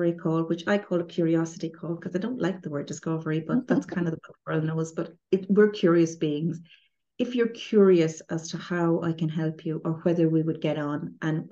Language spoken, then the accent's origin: English; Ireland; I'm Irish